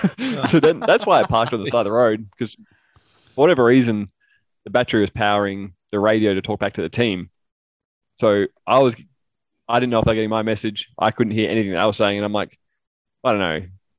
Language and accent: English; Adelaide, South Australia, Australia; the go-kart track that I grew up driving around Bolivar